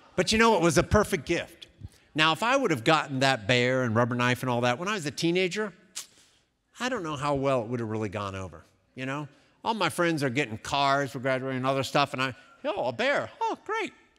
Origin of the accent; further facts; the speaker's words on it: Columbus, Ohio, United States; also born or lived in Cincinnati, Ohio; I was born in Columbus, Ohio, many years ago. I remember in my younger years spending many afternoons, especially in the fall, in a thing called the horseshoe